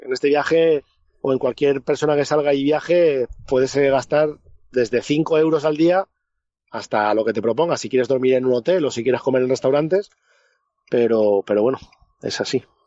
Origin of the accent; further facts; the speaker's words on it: Spain; soy español